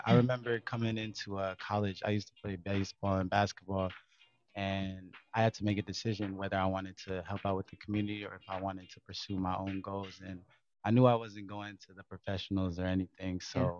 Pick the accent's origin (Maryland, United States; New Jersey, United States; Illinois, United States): Illinois, United States; Carpentersville; I'm from Carpentersville, Illinois, and I currently attend Augustana.